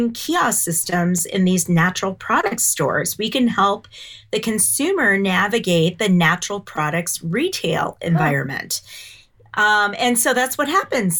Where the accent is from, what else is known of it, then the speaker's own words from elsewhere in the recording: Champaign, Illinois, United States; moved away as an adult; now in Boulder, United States; I grew up in Champaign, Illinois